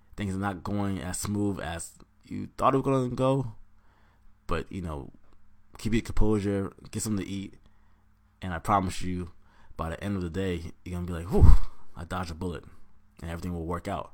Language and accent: English; Atlanta, Georgia, United States; now in Washington, D.C., United States; I'm originally from Georgia, by ways of Atlanta. Shout out Forest Park